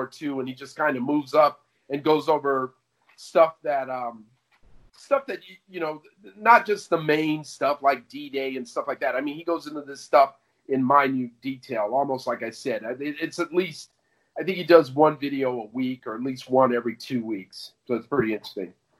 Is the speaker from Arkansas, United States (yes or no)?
no; Phoenix, Arizona, United States; I was a kid growing up in Phoenix, Arizona